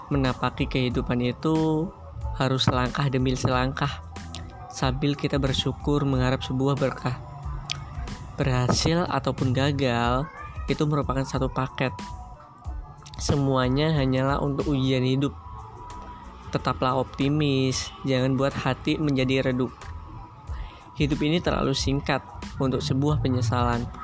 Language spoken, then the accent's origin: Indonesian; Brebes, Central Java, Indonesia; perkenalkan … Aku berasal dari Brebes, Jawa Tengah